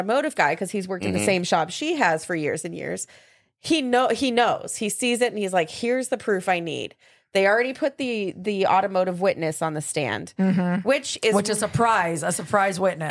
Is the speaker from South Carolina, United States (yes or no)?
no; Las Vegas, Nevada, United States; moved away; That's where my hometown was.